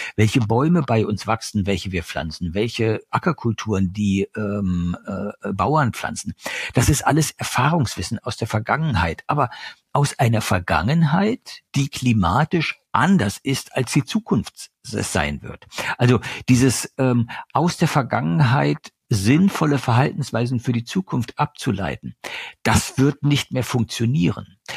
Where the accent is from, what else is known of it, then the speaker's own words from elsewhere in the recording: East Germany, Germany; Ich komme aus Ostdeutschland.